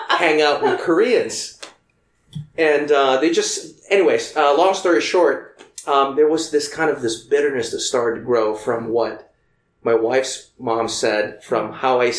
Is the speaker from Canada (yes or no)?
no; Philippines; now in United States; I grew up in the Philippines